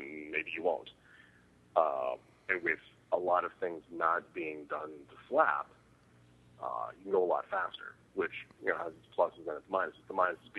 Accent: Riverside, California, United States; also born or lived in Los Angeles; I'm from Riverside initially, which is just in like an hour outside

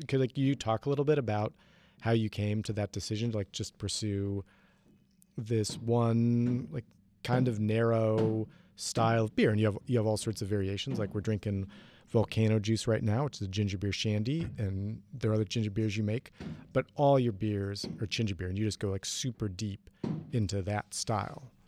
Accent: Ohio, United States; I grew up in Ohio

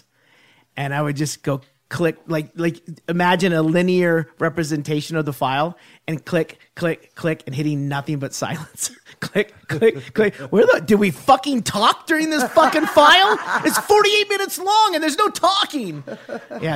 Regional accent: California, United States; I grew up in California

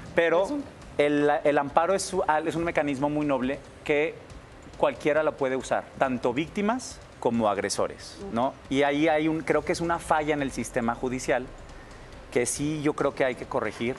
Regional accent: Monterrey, Nuevo León, Mexico; moved away as an adult; also born or lived in New York; yo soy norteño, soy regio

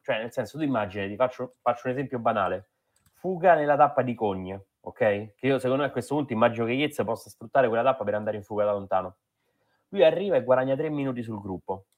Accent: Rome, Lazio, Italy; Io sono di Roma, cioè Roma Nord

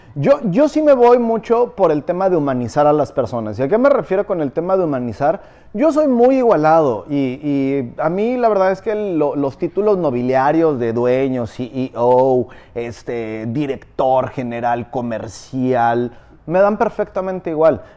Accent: Morelos, Mexico; now in Riviera Maya, Mexico; Soy del patio trasero de la Ciudad de México, pero no, no soy chilango

